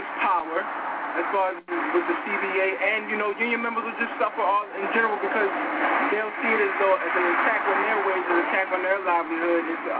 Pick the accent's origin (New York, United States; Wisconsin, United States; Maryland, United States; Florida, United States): Maryland, United States; Baltimore; I'm from Baltimore, Maryland.